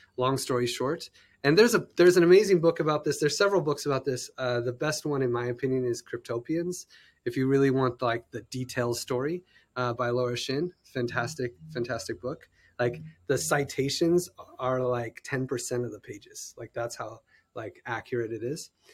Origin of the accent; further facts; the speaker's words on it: United States; I'm an American